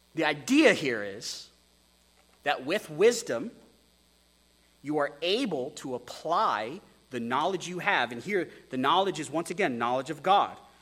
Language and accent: English; Texas, United States; also born or lived in Wyoming; As an American who's from Wyoming, who grew up in Texas